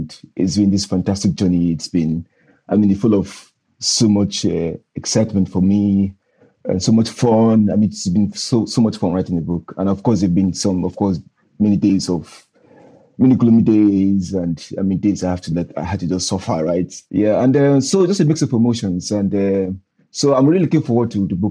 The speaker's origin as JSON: {"language": "English", "region": "Northern Nigeria", "country": "Nigeria", "tie": "born or raised there", "said": "growing up in Northern Nigeria"}